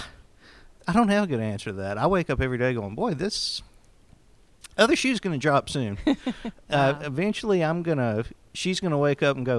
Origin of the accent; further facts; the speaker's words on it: Cedar Hill, Tennessee, United States; I'm from Cedar Hill, Tennessee